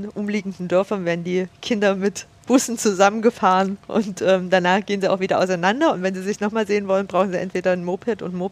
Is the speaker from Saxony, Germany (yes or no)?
yes; Saxony, Germany; Ich ähm, genau, bin aufgewachsen in einem Dorf bei Chemnitz, so ein knappes Vorwendekind, 87 geboren.